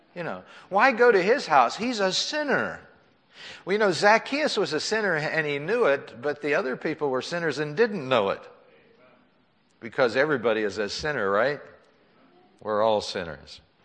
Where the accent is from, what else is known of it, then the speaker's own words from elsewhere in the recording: McKees Rocks, Pennsylvania, United States; I was growing up in McKees Rocks.